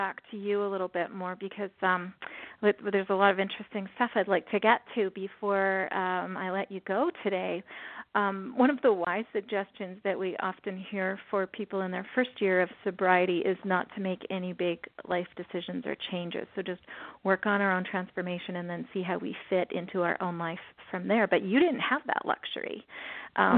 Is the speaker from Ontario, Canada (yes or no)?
no; Alberta, Canada; I'm from Alberta, Canada, and I'm from a part of the prairies that's just, it's wide open